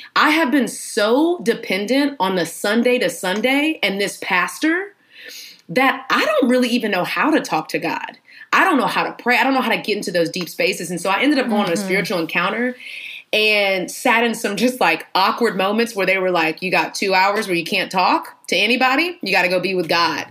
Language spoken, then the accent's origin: English; Houston, Texas, United States; moved away as an adult; now in Atlanta, United States; I am from Texas, Houston, Texas, baby. H Town, the realest